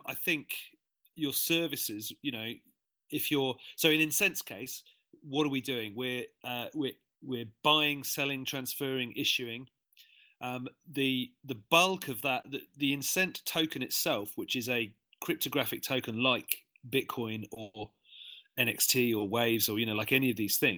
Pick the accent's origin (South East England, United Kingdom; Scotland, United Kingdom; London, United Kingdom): London, United Kingdom; moved away as an adult; now in Sydney, Australia; I'm originally from London and I've been in Sydney for quite a long time.